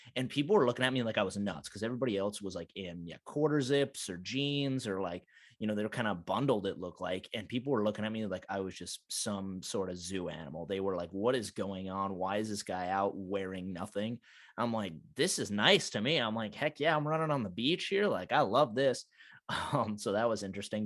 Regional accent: United States; also born or lived in Montana / North Dakota; I'm being from Montana, North Dakota

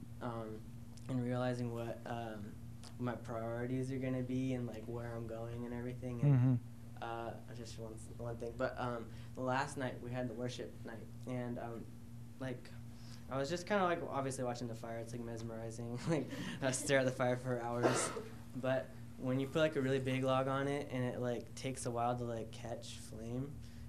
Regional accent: Washington, United States; moved away; I'm originally from Washington

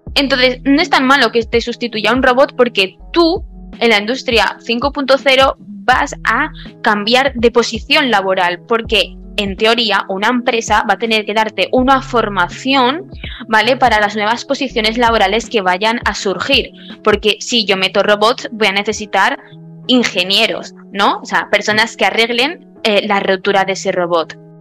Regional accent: Spain; yo soy española, yo vivo en España

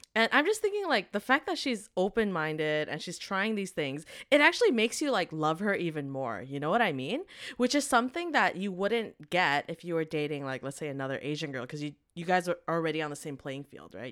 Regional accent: Vancouver, British Columbia, Canada; growing up in Vancouver

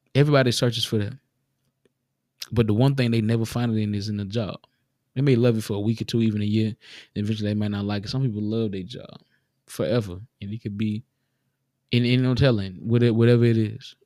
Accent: the South, United States; We grew up in the South, a lot of us. We grew up in the South.

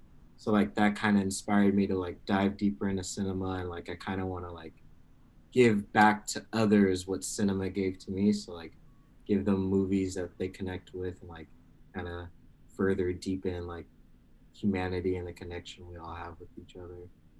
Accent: Bay Area, California, United States; I'm a filmmaker from the Bay Area.

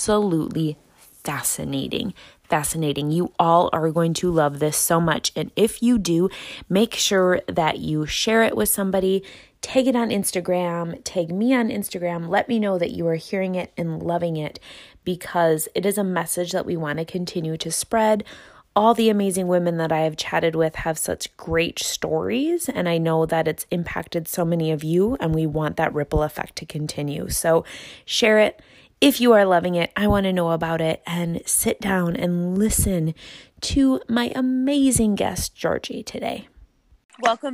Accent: Midwest, United States; accent: Midwest; My Midwest accent's coming out real thick

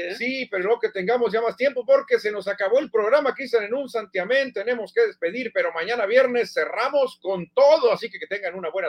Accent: Mexico; No porque somos mexicanos, no, pero ve lo que hizo con el Real Madrid.

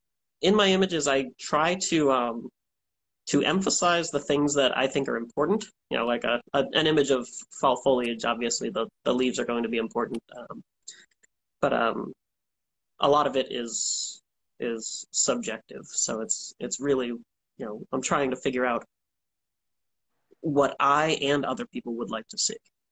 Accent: Norton, Massachusetts, United States; So I grew up south of Boston, in a town called Norton. It's a small town.

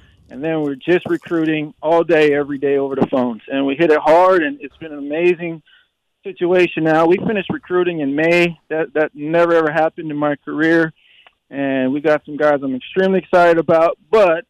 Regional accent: Hawaii, United States; I'm born and raised Hawaii guy

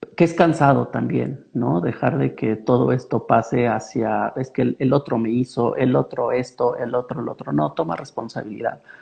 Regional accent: Mexico; also born or lived in Pachuca; nosotros como mexicanos

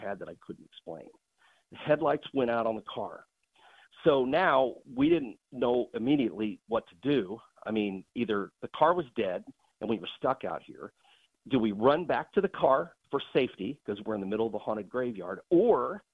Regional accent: Illinois, United States; I grew up in Illinois

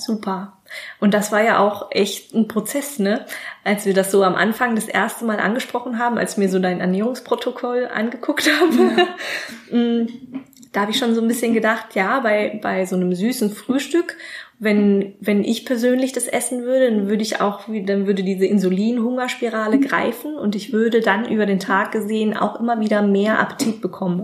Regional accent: Germany; Gerade als Deutscher

